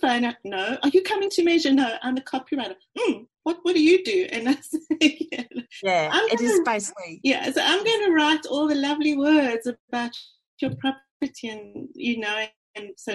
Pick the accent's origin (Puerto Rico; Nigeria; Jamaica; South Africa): South Africa; accent: South African; moved away as an adult; now in Melbourne, Australia; I'm from South Africa, as you can hear from my accent.